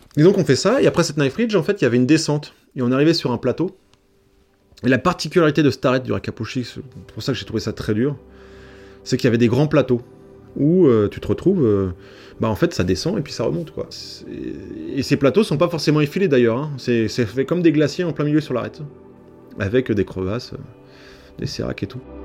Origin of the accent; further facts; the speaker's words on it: Paris, Île-de-France, France; now in Servoz, France; je suis originaire de Paris